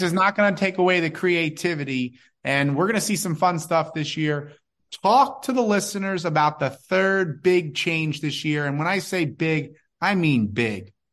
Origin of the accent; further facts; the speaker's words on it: East Coast, United States; We grew up in the East Coast.